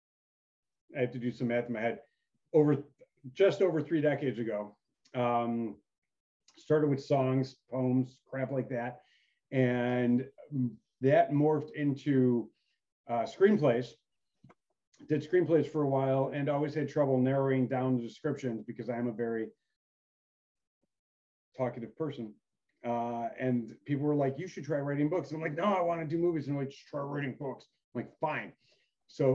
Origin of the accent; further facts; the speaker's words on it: Midwest, United States; now in Florida, United States; we're from the Midwest